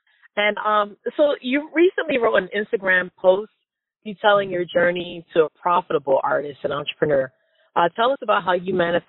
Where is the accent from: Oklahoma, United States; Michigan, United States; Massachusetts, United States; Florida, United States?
Florida, United States; South; also born or lived in Jamaica / Hartford / Brooklyn; now in Connecticut, United States; I'm originally from South Florida, by way of Jamaica. And lived in Hartford.